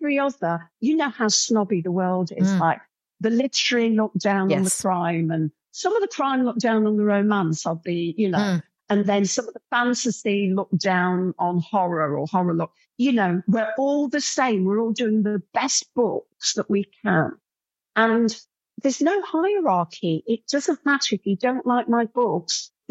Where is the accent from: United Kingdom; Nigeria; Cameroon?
United Kingdom; Coalville, East Midlands; I'm from Colville, a defunct pit town where the pit shot and everybody drank away